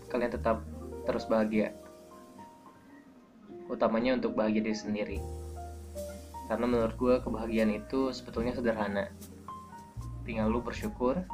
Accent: Bandung, West Java, Indonesia; uniknya gue ini orang Bandung tapi gue nggak tahu Bandung jadi kalau lo nanyain tentang Bandung jangan ke gue karena jelas gue akan bilang nggak tahu

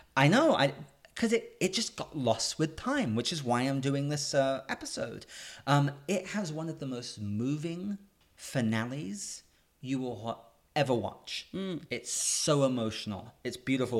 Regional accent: England, United Kingdom; moved away; I'm a Brit, I'm a British kid

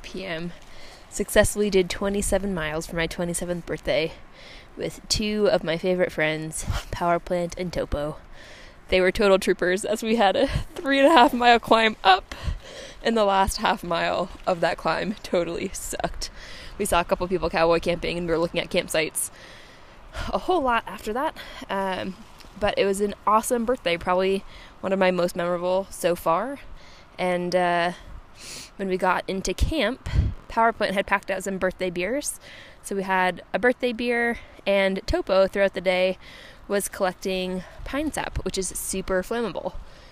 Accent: Massachusetts, United States; We're from Massachusetts

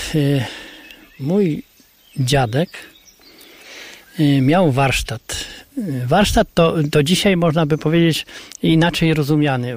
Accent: Kryłów, Lublin Voivodeship, Poland; domu, w którym ja się urodziłem, w którym mieszkałem za, za młodych lat, w którym chodziłem

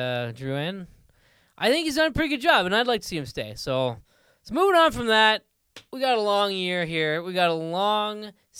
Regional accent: Ottawa, Ontario, Canada; Because I'm from Ottawa. So like when I first got into hockey, you know, we always go to the Senators games

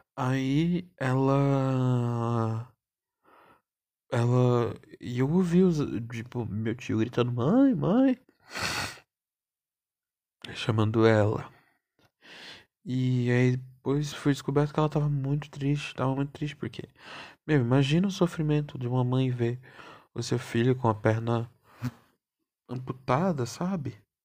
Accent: São Paulo, Brazil; eu sou paulistano e meu avô era baiano

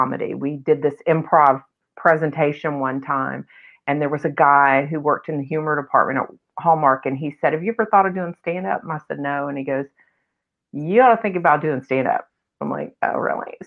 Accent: Memphis, Tennessee, United States; I grew up in Memphis and I just lived at home and went to college from home, basically.

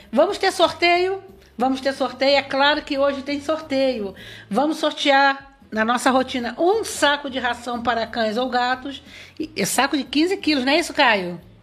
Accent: Barra do Piraí, Rio de Janeiro, Brazil; moved away as an adult; now in São João de Meriti, Brazil; eu estou aqui há 25 anos, eu sou de Barra do Piraí

